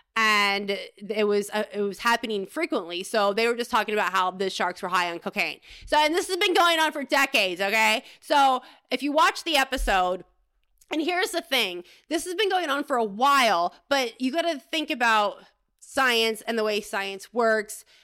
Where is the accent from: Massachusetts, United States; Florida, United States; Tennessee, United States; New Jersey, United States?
Florida, United States; moved away; I grew up in Florida